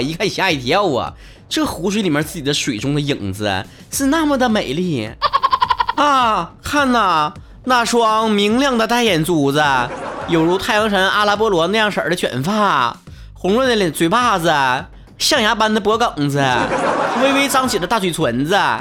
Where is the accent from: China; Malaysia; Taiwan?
China; Northeast China; 注册成我自己个人商标了啊